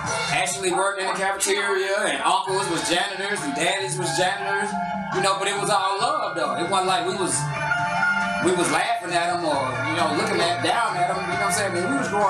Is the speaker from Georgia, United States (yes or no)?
yes; Atlanta, Georgia, United States; So we grew up on MLK right off of Pay Road.